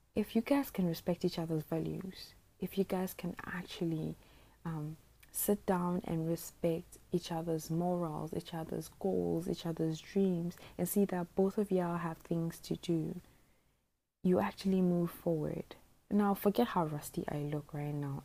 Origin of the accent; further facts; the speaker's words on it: Botswana; also born or lived in Eastern Region, Ghana; I spent the whole of my life in Botswana, so I'm a Ghanaian